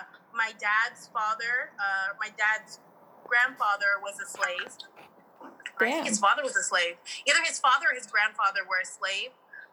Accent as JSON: {"language": "English", "area": "Bay Area", "region": "California", "country": "United States", "moved": "as an adult", "lives_now": "Sacramento, United States", "said": "I'm from the Bay Area. And there are so many black and brown people in the Bay Area, but Sacramento is white as hell. And that's when I realized like, damn, like I'm black, like I'm hella black."}